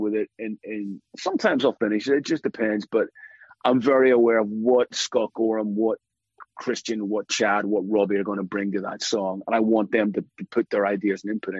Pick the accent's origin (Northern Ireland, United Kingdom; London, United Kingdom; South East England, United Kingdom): Northern Ireland, United Kingdom; Belfast; life was like for me growing up in Belfast in the 70s and 80s